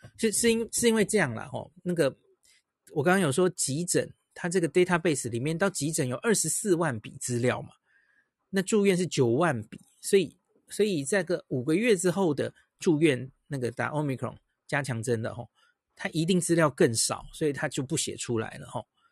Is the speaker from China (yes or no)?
no; Taiwan; 我们台湾人很在乎